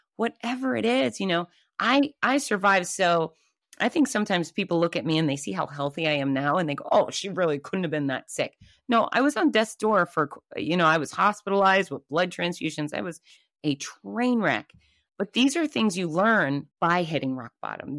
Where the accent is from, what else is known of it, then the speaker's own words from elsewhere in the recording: Gainesville, Florida, United States; my hometown of Gainesville, Florida